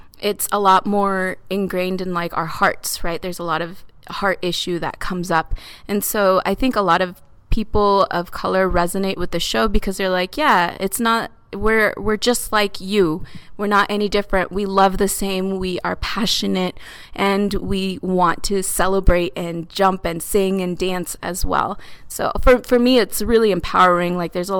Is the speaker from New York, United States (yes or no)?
no; Arizona, United States; now in Hood River, United States; So I grew up in Arizona in like full on Latino country. My mom is from El Salvador and my dad's from Guatemala. So I got a lot of mixture in me and my culture growing up. And then I moved over here to Hood River